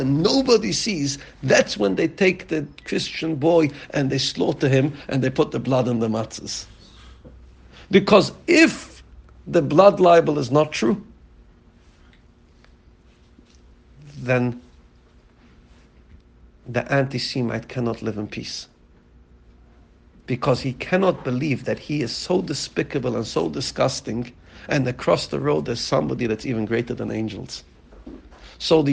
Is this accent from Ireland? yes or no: no; United Kingdom; being British